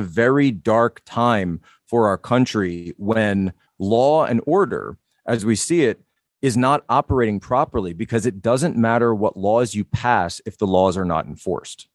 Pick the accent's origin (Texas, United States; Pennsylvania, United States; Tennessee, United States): Pennsylvania, United States; Philadelphia; I'm from the Philadelphia area myself